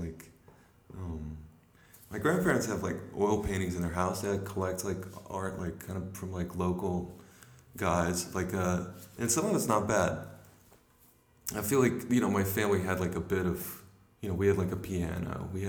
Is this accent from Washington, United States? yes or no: no; Little Rock, Arkansas, United States; moved away as an adult; also born or lived in Louisiana; now in Brooklyn, United States; Well, that was in Little Rock, Arkansas. Before that, we were in Louisiana, and then after that, we were in Louisiana. So, like, I sort of claimed Louisiana